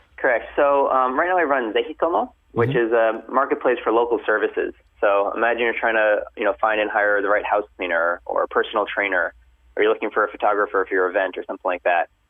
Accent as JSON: {"language": "English", "region": "New York", "country": "United States", "tie": "born or raised there", "also_born_or_lived": "California", "moved": "as an adult", "lives_now": "Tokyo, Japan", "said": "I was born and raised in New York"}